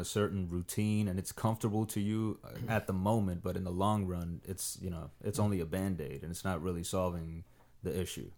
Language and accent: English; Miami, Florida, United States; moved away as an adult; also born or lived in Dominican Republic; now in Los Angeles, United States; I grew up in Miami